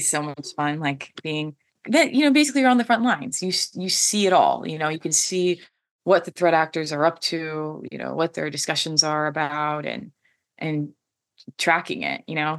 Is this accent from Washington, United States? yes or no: yes; Washington, United States; I am from Washington State, which is a huge tech hub